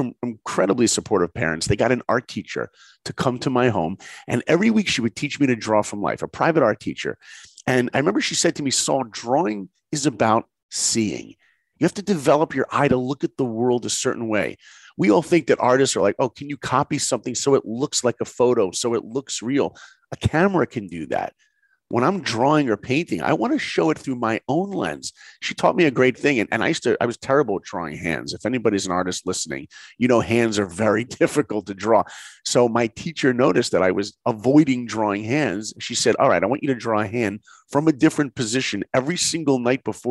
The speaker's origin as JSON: {"language": "English", "region": "New York", "country": "United States", "tie": "born or raised there", "also_born_or_lived": "Columbus, Ohio", "moved": "as an adult", "said": "I grew up in New York"}